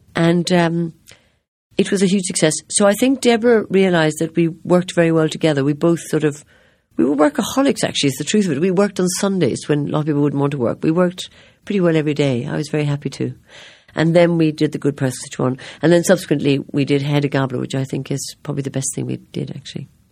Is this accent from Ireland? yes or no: yes; Ireland; I am Irish